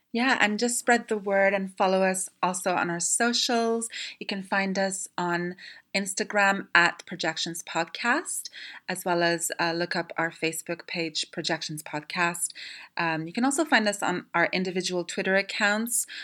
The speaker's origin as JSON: {"language": "English", "country": "Canada", "tie": "born or raised there", "moved": "yes", "said": "I'm Canadian, and so f- eh, growing up there wasn't that kind of uh, taboo around the film in Canada"}